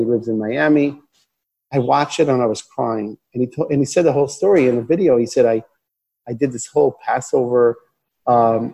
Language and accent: English; Israel; I grew up in Israel. I was born and raised here. My parents are American. That's how I speak English.